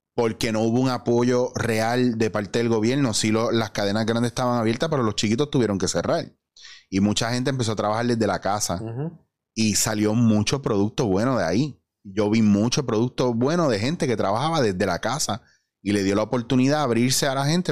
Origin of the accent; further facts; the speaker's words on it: Puerto Rico; Yo me considero súper puertorriqueño y me gusta apoyar el producto local